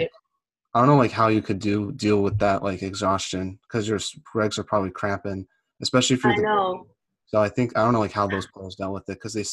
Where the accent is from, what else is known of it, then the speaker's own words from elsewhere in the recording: United States; as an American